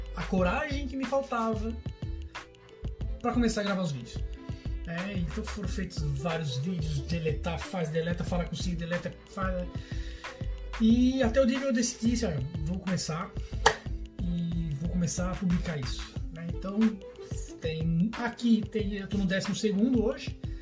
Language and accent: Portuguese; Florianópolis, Santa Catarina, Brazil; accent: manezinho da ilha; Eu tenho um sotaque relativamente característico do manezinho da ilha